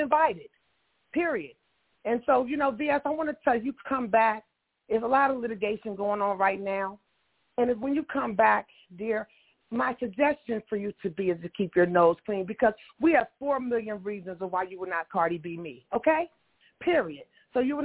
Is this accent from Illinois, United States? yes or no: yes; Chicago, Illinois, United States; now in Washington, D.C., United States; I'm from Chicago as well. I'm in D.C. now.